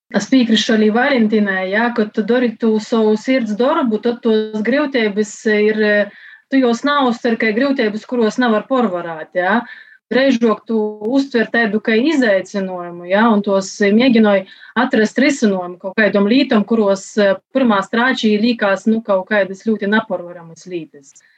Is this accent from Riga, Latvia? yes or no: no; Latgale, Latvia; es pirmām kārtām esmu latgalīte dvieselī.